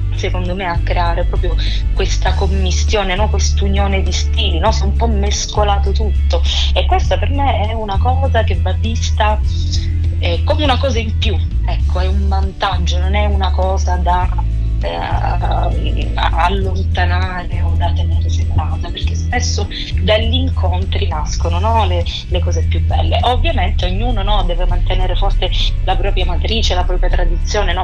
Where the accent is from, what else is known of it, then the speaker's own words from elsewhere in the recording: Sicily, Italy; now in Rome, Italy; la mia terra, appunto la Sicilia